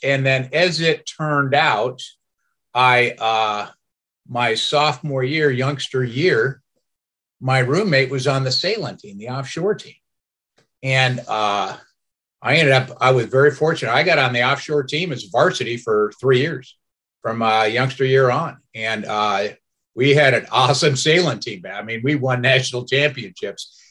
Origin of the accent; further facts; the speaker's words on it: Arizona, United States; moved away; I am from Arizona.